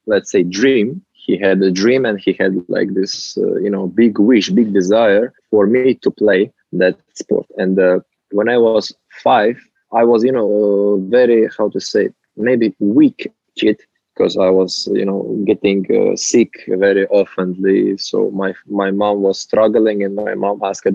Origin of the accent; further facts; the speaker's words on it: Uzbekistan; I'm from Uzbekistan. It's a country in Central Asia